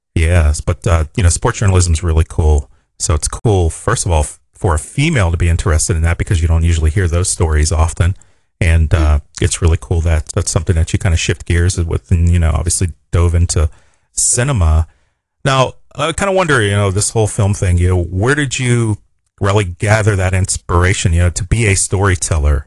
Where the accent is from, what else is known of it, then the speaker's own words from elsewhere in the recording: Pittsburgh, Pennsylvania, United States; I'm a Steelers fan. I'm from Pittsburgh